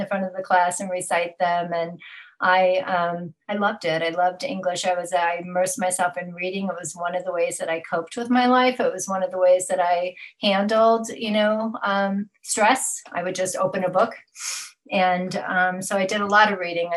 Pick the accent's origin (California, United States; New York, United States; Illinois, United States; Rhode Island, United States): Illinois, United States; Chicago; moved away as an adult; also born or lived in Champaign, Illinois / Florida; I was born in the Chicago area and grew up and moved to Champaign, Illinois, where I got my ADN degree